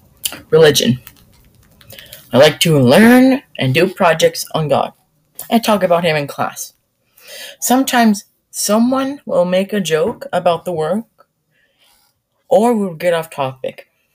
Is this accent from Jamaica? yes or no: no; Canada; It's pretty easy for me to understand English because I came from Canada.